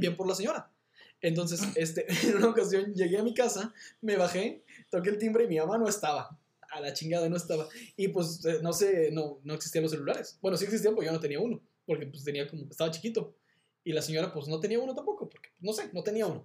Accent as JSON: {"language": "Spanish", "town": "Monterrey", "region": "Nuevo León", "country": "Mexico", "said": "yo soy de Monterrey"}